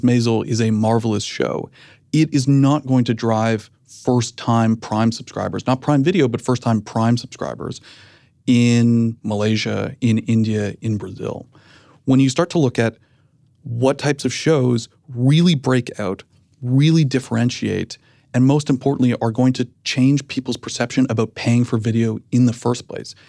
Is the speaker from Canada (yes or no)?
yes; Canada; moved away as an adult; now in United States